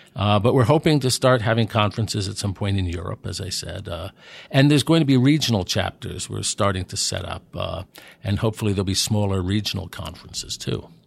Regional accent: New York City, New York, United States; moved away as an adult; also born or lived in New Jersey / Pennsylvania / Washington / Delaware; I grew up in New York City. I'm from Manhattan.

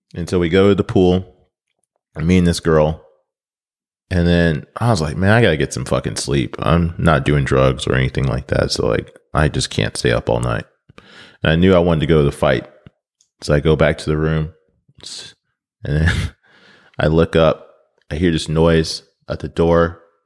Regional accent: Nebraska, United States; now in Memphis, United States; I grew up in Nebraska

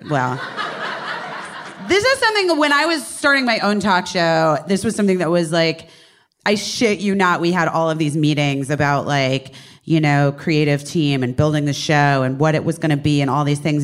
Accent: Scottsdale, Arizona, United States; moved away as an adult; also born or lived in Oak Park, Illinois / Los Angeles; I was born in Oak Park, Illinois, um, and then we moved to Arizona

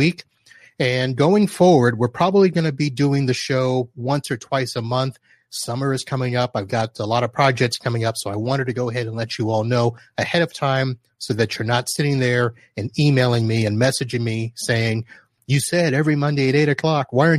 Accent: Palm Bay, Florida, United States; the Palm Bay area, my hometown area in Brevard County

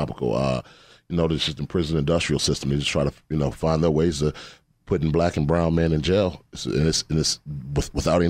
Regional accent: Atlanta, Georgia, United States; Atlanta, Georgia, baby.

